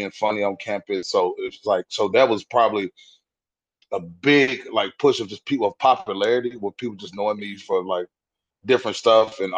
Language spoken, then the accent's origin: English; West Tennessee, United States; moved away as an adult; now in Nashville, United States; I'm born and raised Tennessee. I'm from West Tennessee, probably about I'm like 2 hours away from Nashville